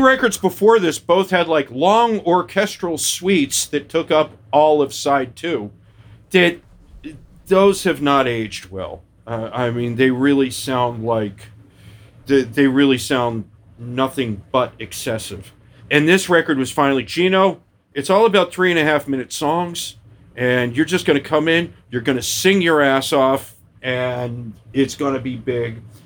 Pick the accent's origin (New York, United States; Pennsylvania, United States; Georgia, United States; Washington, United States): Pennsylvania, United States; Philadelphia; as a Philadelphian